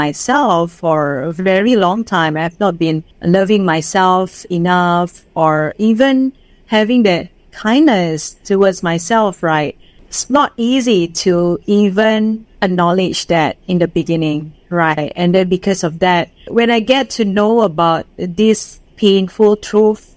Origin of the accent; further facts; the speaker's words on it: Indonesia; English is a second language; moved away as an adult; now in Singapore; I'm from Indonesia